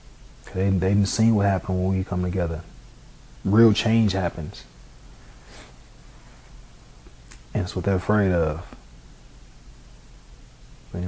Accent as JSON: {"language": "English", "town": "Chicago", "region": "Illinois", "country": "United States", "tie": "born or raised there", "said": "me growing up in Chicago"}